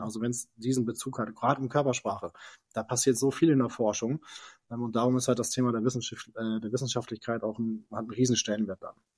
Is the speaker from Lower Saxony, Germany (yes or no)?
yes; Lower Saxony, Germany; ich bin in einer kleinen Stadt groß geworden in äh, Niedersachsen äh, oder aufgewachsen, groß geworden in Norddeutschland